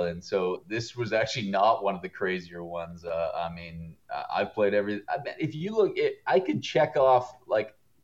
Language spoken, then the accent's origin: English; Canada; also born or lived in Vancouver; now in Toronto, Canada; I'm a Canadian